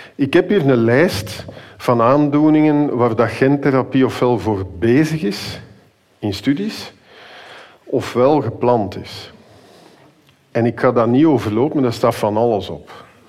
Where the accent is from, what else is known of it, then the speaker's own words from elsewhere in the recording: Flanders, Belgium; wij zijn als Vlamingen